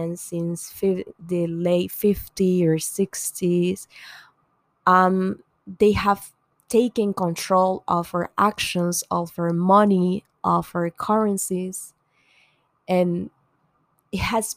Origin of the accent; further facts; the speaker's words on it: Venezuela; I'm from Venezuela